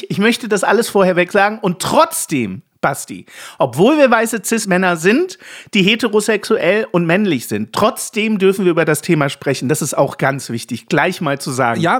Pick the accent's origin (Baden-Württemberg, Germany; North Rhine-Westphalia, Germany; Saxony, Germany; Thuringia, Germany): Saxony, Germany; born there; denn ich bin ja wenigstens in Sachsen geboren, zwar nicht aufgewachsen, aber geboren